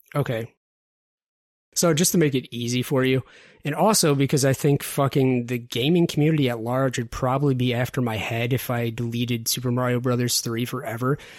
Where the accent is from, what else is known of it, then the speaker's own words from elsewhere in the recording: Detroit, Michigan, United States; I'm from the Detroit area